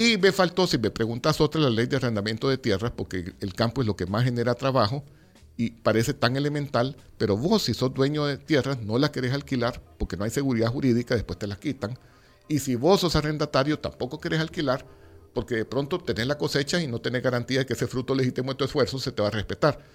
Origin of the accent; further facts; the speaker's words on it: El Salvador; nosotros como salvadoreños